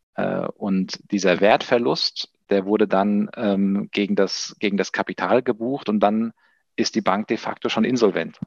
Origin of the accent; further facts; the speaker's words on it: Taunus, near Frankfurt, Hesse, Germany; also born or lived in Spain / France / Central America; Ich komme hier tatsächlich aus der Umgebung Frankfurt, wo wir auch unser, unser Office haben, äh, aus, dem, aus dem Taunus